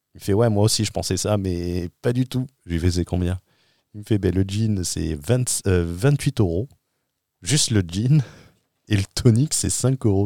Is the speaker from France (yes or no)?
yes; France; moved away as an adult; mon retour en France je rentre en France d'une expatriation